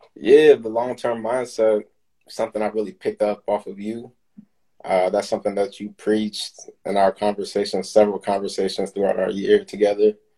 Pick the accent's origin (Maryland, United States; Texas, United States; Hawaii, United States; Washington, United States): Maryland, United States; born and raised in Maryland, so I'm from this area. Been here my whole life, pretty much